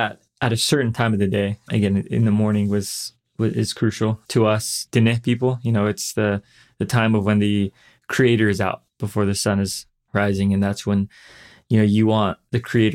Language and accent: English; Page, Arizona, United States; also born or lived in LeChee, Arizona; I was born and raised here in the Page area